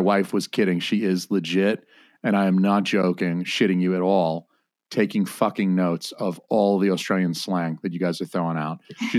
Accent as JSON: {"language": "English", "country": "United States", "said": "as an American"}